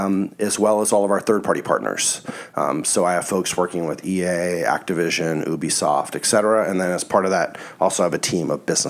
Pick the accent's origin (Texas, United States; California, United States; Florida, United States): California, United States; Southern; also born or lived in Calabasas; I grew up down here in Southern California